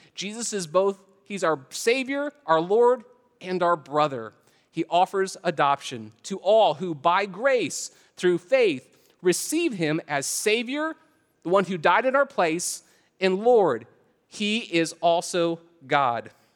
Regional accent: Canton, Ohio, United States; moved away; I'm originally from Canton, Ohio.

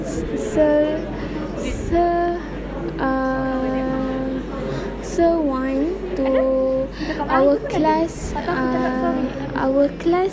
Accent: Perak, Malaysia; English is a second language; I'm from Perak

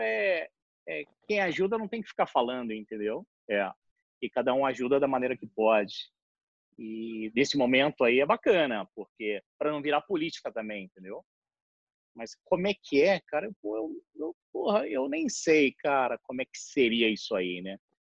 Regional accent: Rio de Janeiro, Brazil; also born or lived in Japan; eu sou nascido em 1968 e minha infância e adolescência foi no Rio de Janeiro

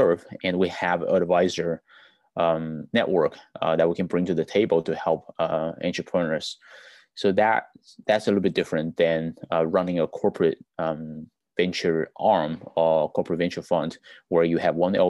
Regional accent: China; now in United States; I was born in China, you know, I'm immigrant in the US.

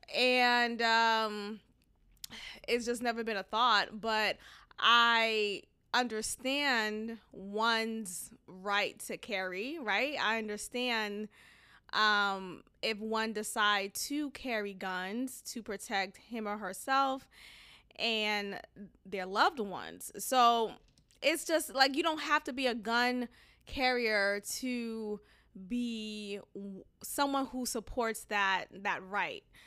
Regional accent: Boston, Massachusetts, United States; moved away as an adult; now in Houston, United States; growing up in Boston, um, with Haitian immigrant parents

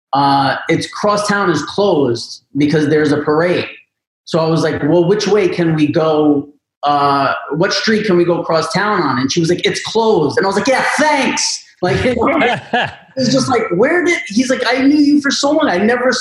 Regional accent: New York, United States; As a New Yorker

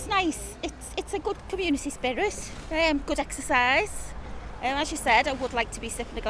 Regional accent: Liverpool, North West England, United Kingdom; moved away as an adult; now in Carnforth, United Kingdom; As you can tell, I'm from Liverpool, so I don't know the area that well around here. I've been up here 2 years.

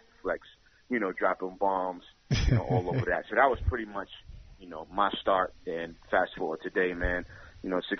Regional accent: New York City, New York, United States; I grew up in the Bronx, 169th, Washington Avenue

